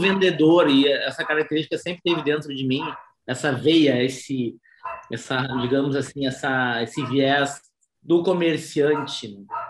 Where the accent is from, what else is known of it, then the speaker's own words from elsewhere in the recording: Porto Alegre, Rio Grande do Sul, Brazil; eu sou natural de Porto Alegre, Rio Grande do Sul